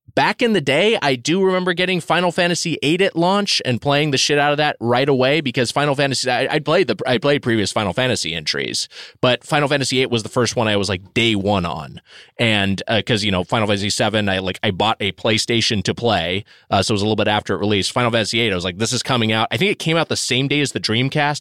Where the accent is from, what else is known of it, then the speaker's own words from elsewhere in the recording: Southern California, United States; I grew up in Southern California